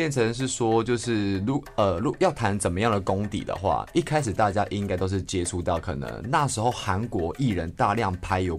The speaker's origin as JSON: {"language": "Chinese", "town": "Tuku", "region": "Yunlin County", "country": "Taiwan", "tie": "born or raised there", "said": "我们都算是乡下小孩子。我是云林的土库那边，"}